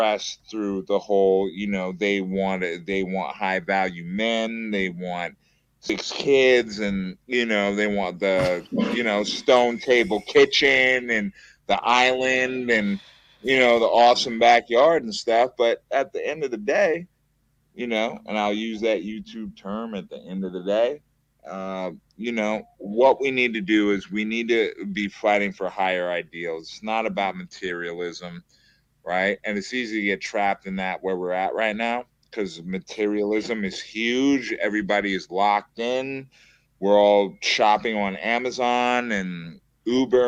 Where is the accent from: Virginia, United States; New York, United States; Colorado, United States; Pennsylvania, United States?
New York, United States; New York City; I'm from the Bronx, New York